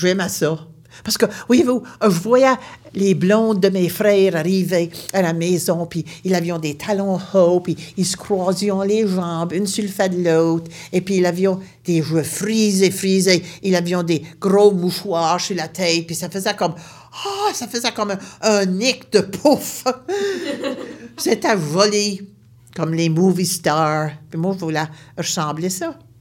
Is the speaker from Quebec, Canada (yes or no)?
no; Baie Sainte-Marie, Nova Scotia, Canada; Je viens de Nouvelle-Écosse, une région appelée la Baie-Sainte-Marie